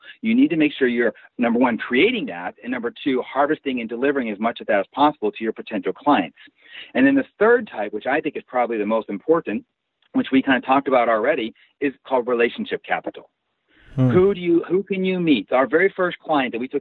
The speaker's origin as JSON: {"language": "English", "region": "Pennsylvania", "country": "United States", "tie": "born or raised there", "also_born_or_lived": "Tulsa, Oklahoma", "moved": "yes", "lives_now": "Morgantown, United States", "said": "I was raised in Pennsylvania"}